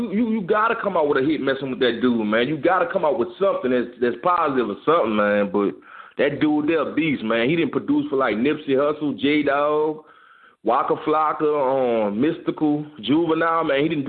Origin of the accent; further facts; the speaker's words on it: New Orleans, Louisiana, United States; now in Houston, United States; Man, I was born in New Orleans, Louisiana. You know, I came to Houston right after Katrina. But I also go back and forth. I go home like twice a month. You know, I can't forget where I come from, man.